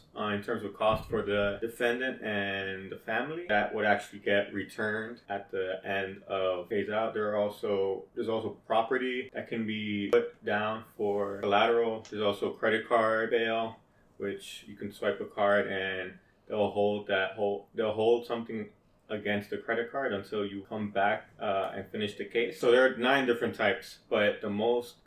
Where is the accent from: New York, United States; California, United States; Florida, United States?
New York, United States; New York City; I was born and raised in the Bronx and currently live in the Bronx